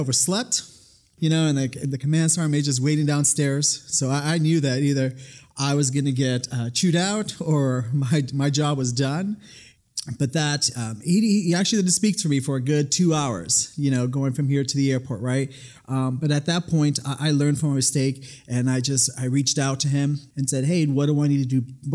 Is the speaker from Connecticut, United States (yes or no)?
no; New York City, New York, United States; now in Nevada, United States; I was born and raised in the Bronx, New York